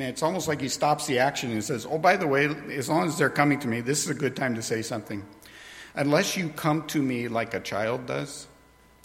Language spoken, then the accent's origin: English; New York, United States; where I grew up in New York